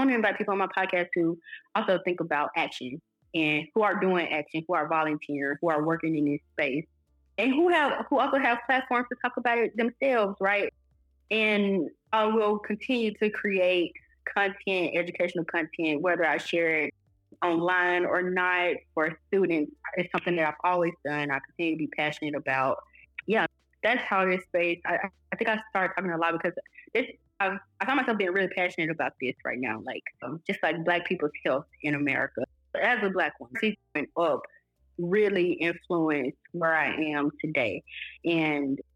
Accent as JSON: {"language": "English", "town": "Ruleville", "region": "Mississippi", "country": "United States", "tie": "born or raised there", "said": "growing up in Ruleville, Mississippi"}